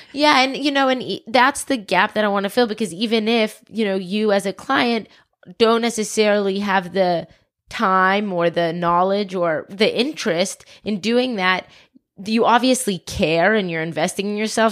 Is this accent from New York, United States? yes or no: no; Atlanta, Georgia, United States; also born or lived in South Africa; born in South Africa, moved to the States when I was four, grew up in Atlanta